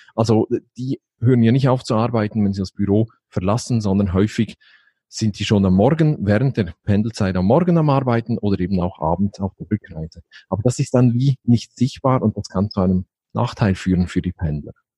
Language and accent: German; Basel, Basel-Stadt, Switzerland; bin ich aus der Schweiz, genau genommen aus Basel